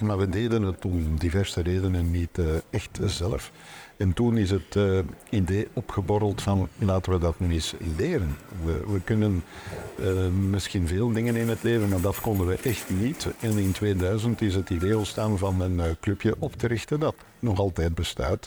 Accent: Antwerp, Flanders, Belgium; nog altijd in het ouderlijk huis, waar eh, mijn vader eh, begonnen is, eh, waar ik geboren ben.

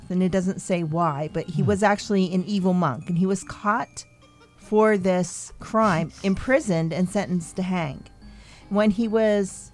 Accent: Lehigh Valley, Pennsylvania, United States; we're all from the Lehigh Valley

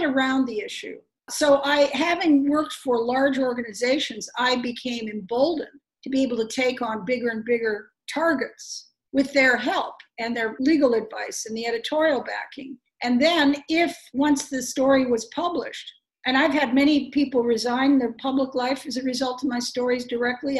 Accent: Chicago, Illinois, United States; moved away as an adult; I was born in Chicago

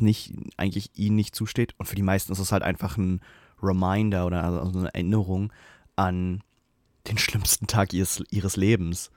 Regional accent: Germany; als Deutscher

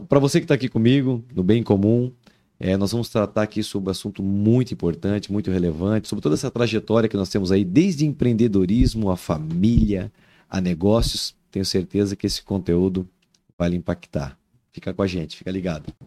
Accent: Araquari, Santa Catarina, Brazil; moved away as an adult; also born or lived in Taió; now in Joinville, Brazil; eu sou de Araquari, né? Na verdade, eu nasci em Taió. Eu me criei em Joinville até os, até os 10 anos

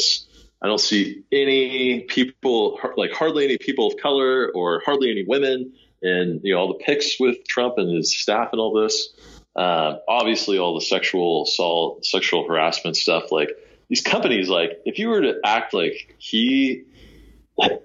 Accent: Sacramento, California, United States; I grew up in the Sacramento area

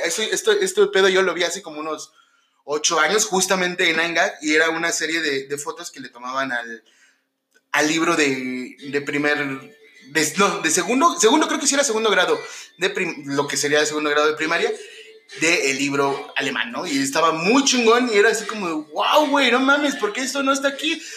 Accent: Mexico; como hermanos mexicanos

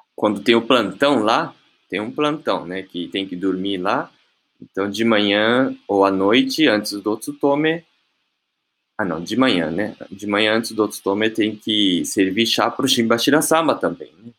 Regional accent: Brazil; moved away as an adult; also born or lived in Japan; eu nasci aqui em Baltimore, aqui no Brasil, né? E desde criança sempre vivi aqui no Dendote, aqui na sede.

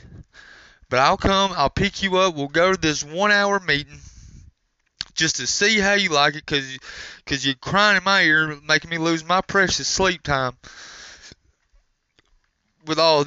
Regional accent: Alabama, United States; I'm from Alabama

